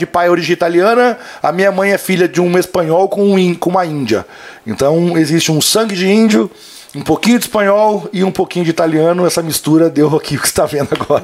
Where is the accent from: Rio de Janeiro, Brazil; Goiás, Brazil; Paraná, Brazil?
Paraná, Brazil; Cascavel; also born or lived in Palmas, Paraná; Eu nasci em Palmas, no Paraná